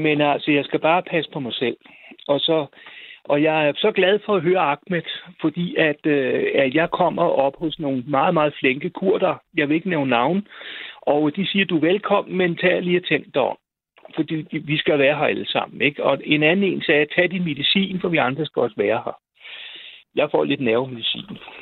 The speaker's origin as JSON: {"language": "Danish", "town": "Roskilde", "region": "Zealand", "country": "Denmark", "said": "Jeg kommer fra Roskilde"}